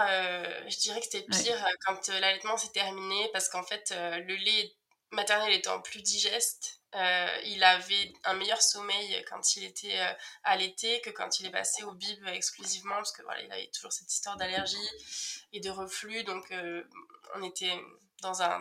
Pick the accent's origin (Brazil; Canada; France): France; Cahors, Occitania; moi j'ai 31 ans, j'ai grandi dans le sud de la France, euh, à côté de Toulouse, à, Cahors.